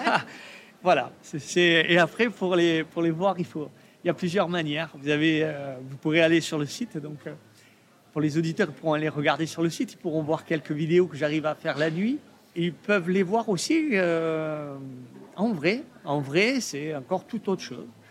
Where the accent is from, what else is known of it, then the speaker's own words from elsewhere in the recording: Provence-Alpes-Côte d'Azur, France; je viens de Provence, du sud de la France